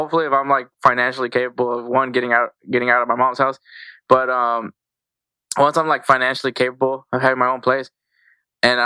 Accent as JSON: {"language": "English", "region": "Texas", "country": "United States", "said": "I'm from Texas, so we're from Texas."}